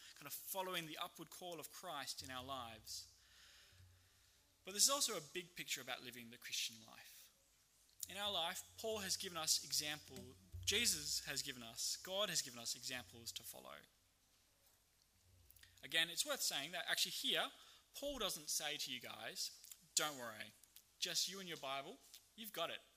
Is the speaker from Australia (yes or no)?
yes; Australia; as an Australian